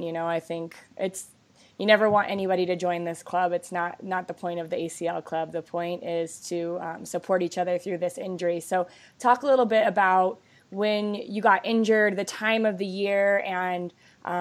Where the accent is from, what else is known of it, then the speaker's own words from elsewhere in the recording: Lakewood, Colorado, United States; we grew up together in Lakewood, Colorado, went to the same high school